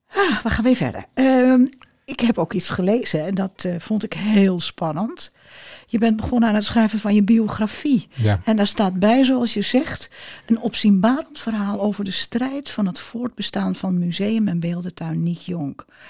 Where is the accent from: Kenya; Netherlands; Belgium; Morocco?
Netherlands; Amsterdam, North Holland; moved away; ik kom uit Amsterdam